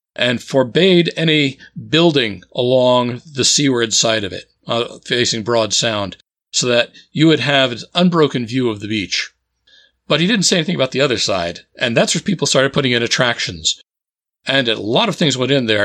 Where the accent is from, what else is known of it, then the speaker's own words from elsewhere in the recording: New Jersey, United States; moved away as an adult; also born or lived in Boston area; I grew up in New Jersey